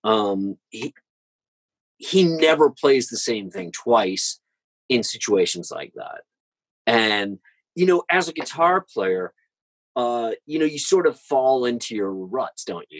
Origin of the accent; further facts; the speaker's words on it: St. Louis, Missouri, United States; I'm from St. Louis